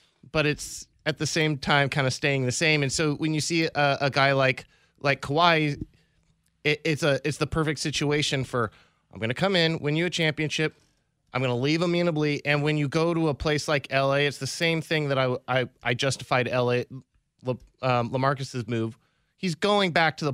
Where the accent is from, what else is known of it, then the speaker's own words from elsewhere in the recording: Canada; We're Canadian.